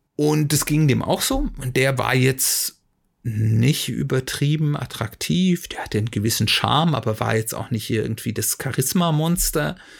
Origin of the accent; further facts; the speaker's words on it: Germany; wir Deutsche